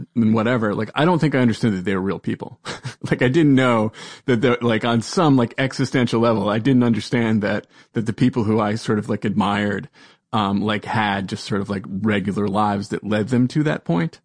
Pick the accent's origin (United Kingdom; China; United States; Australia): United States; Providence, Rhode Island; I am from Providence, Rhode Island